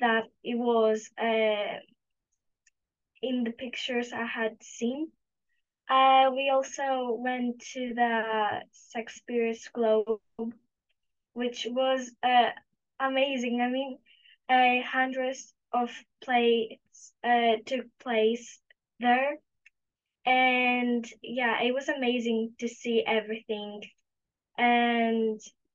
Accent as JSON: {"language": "English", "town": "Mytilene", "region": "North Aegean", "country": "Greece", "second_language": "English", "said": "We come from Mytilene, and we study at Mrs. Vasso's Triantafyllopoulou English School"}